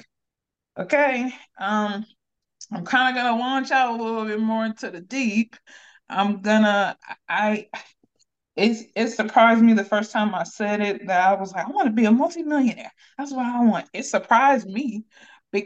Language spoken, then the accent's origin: English; Akron, Ohio, United States; I'm from Akron, Ohio.